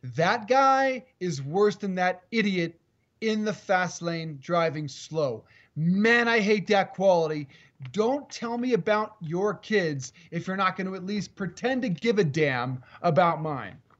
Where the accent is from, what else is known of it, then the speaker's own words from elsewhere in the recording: Colorado, United States; moved away; I'm in Colorado, in my home state